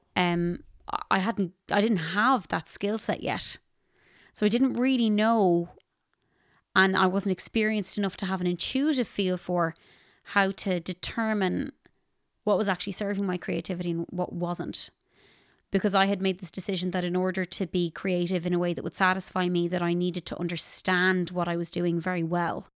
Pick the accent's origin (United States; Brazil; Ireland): Ireland; Ballinasloe, Connacht; I am a musician from Ballinasloe, County Galway in Ireland.